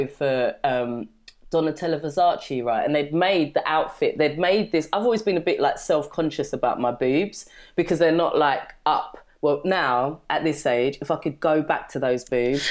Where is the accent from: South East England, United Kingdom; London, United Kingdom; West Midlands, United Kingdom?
London, United Kingdom; growing up in London, I grew up in Brixton